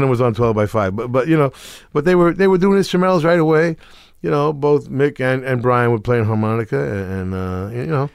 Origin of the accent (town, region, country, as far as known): Middletown, New Jersey, United States; born or raised there